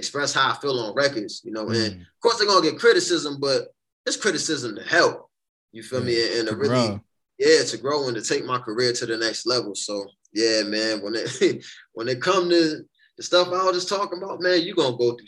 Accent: New Haven, Connecticut, United States; growing up in New Haven

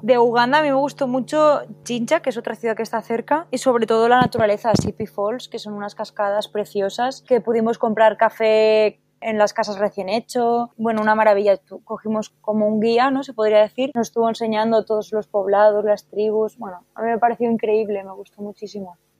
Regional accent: Spain; Estoy en una asociación aquí en mi país de origen

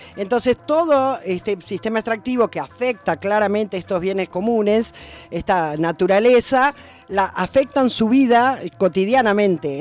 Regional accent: Buenos Aires, Argentina; accent: porteño; moved away as an adult; now in Catamarca, Argentina; Sí, soy de Buenos Aires, claramente porteña, en mi, en mi acento y en mis ritmos.

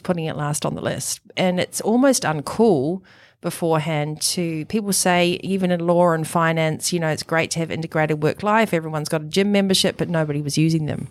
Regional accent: New Zealand; also born or lived in Europe / Italy; now in Noosa, Australia; you can probably tell from the accent that I was born in New Zealand

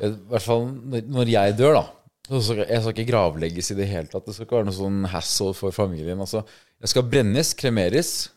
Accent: Eidskog, Innlandet, Norway; i Eidskog, der jeg er fra

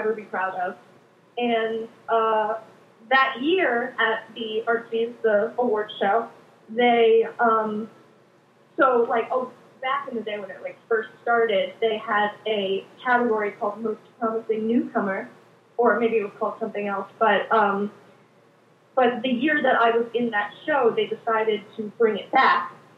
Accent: Richmond, Virginia, United States; moved away as an adult; now in New York City, United States; I'm from Richmond, Virginia.

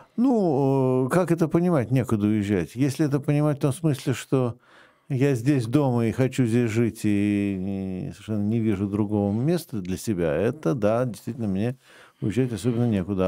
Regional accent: Moscow, Russia; Я все-таки еще и коренной москвич третьего поколения.

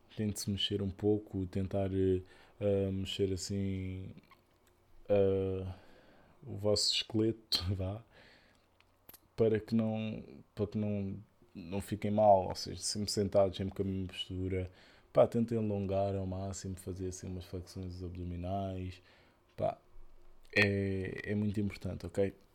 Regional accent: Portugal; nós portugueses

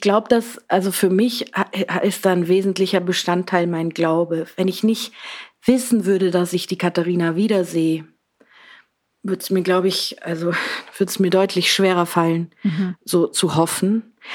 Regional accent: Southern Germany, Germany; moved away as an adult; also born or lived in Berlin, Germany; now in Vienna, Austria; ich gehe wieder näher zu meiner Familie nach Süddeutschland

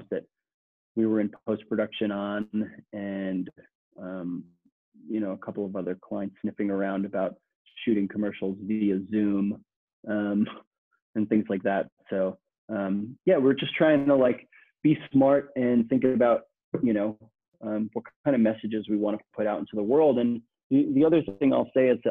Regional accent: New York City, New York, United States; I'm born and raised in Queens, New York

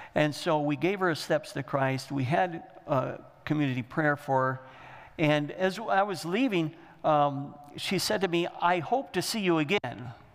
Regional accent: Michigan, United States; We're from Michigan

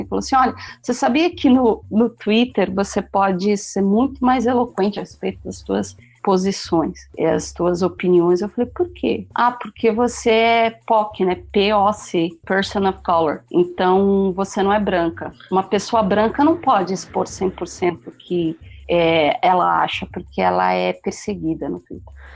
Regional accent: Brazil; eu sou brasileira

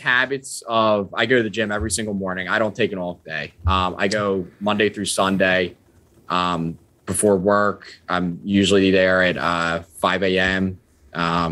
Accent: Deptford, New Jersey, United States; I'm from Deptford

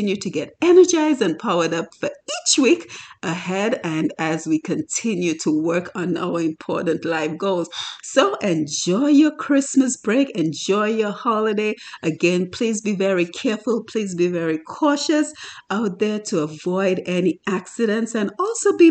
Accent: Dominica; That work ethic that we saw growing up in Dominica

